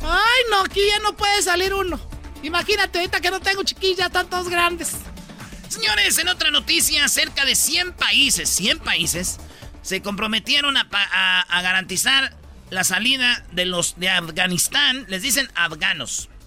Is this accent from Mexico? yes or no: yes; Mexico; Sí, fue a recibirlos porque yo soy buen ciudadano mexicano.